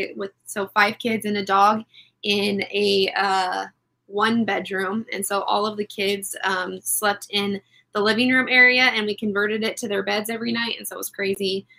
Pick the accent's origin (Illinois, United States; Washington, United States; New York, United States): Washington, United States; Puyallup; I grew up in Puyallup, Washington